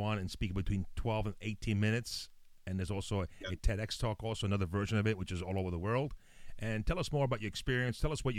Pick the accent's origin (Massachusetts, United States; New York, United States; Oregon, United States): New York, United States; New York City; also born or lived in Italy; And I came from Italy, and I was raised in the Bronx.